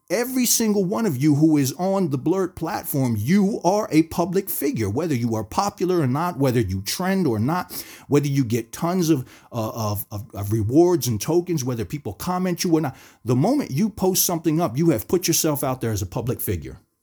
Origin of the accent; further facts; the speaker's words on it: New Jersey, United States; I grew up in the United States, in New Jersey